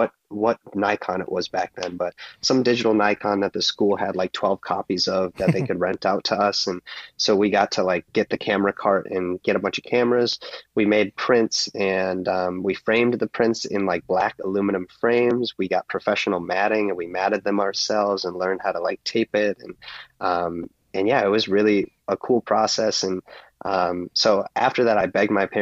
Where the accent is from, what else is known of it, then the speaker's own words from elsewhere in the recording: Minnesota, United States; also born or lived in New Brighton, Minnesota / Golden Valley, Minnesota; I'm from Minneapolis, Minnesota. I guess I'm from Minnesota primarily. I've lived in a few different cities in Minnesota, kind of all over the place.